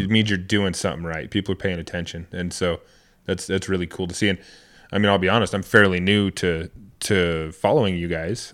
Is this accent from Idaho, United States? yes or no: yes; Idaho, United States; coming from Idaho, we're both born and raised in Idaho, man, it's totally different world.